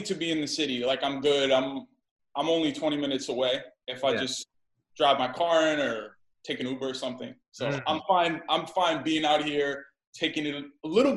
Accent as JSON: {"language": "English", "region": "New York", "country": "United States", "also_born_or_lived": "Poughkeepsie, New York", "moved": "yes", "lives_now": "New Jersey, United States", "said": "I'm originally from New York"}